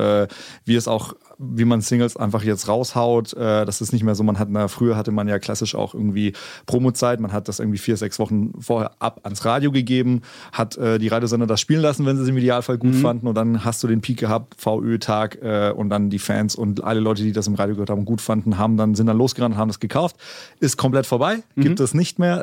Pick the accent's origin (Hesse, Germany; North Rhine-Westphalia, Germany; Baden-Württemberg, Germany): Baden-Württemberg, Germany; Konstanz; first language German; moved away as an adult; now in Berlin, Germany; meine Heimstadt Konstanz-Bodensee, mhm. also die Gegend, da komme ich her